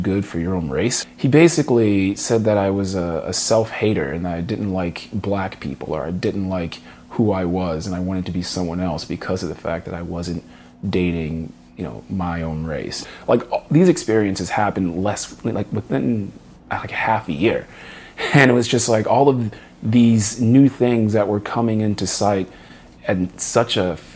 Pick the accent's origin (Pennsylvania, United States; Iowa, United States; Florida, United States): Pennsylvania, United States; Philadelphia; I'm from Philadelphia, Pennsylvania